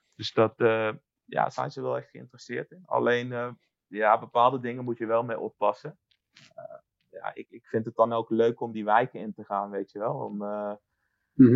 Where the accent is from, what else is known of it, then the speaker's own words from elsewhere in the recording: Netherlands; now in Warsaw, Poland; ik woon in Warschau, ik kom uit, eh, kom uit Nederland